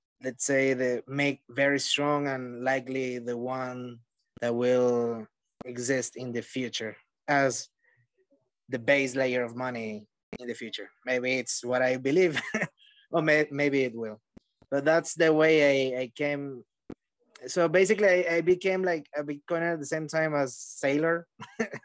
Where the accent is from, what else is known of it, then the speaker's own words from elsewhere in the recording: Venezuela; moved away; since I moved from Venezuela, I'm originally from Venezuela